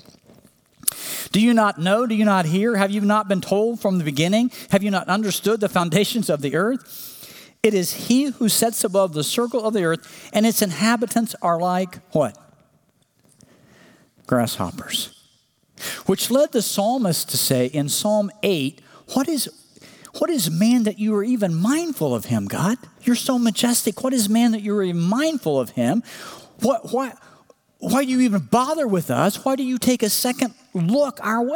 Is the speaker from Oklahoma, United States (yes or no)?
yes; Oklahoma, United States; when I was growing up in Oklahoma